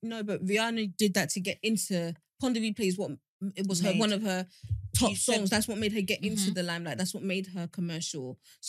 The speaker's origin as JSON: {"language": "English", "country": "Nigeria", "said": "even as a Nigerian"}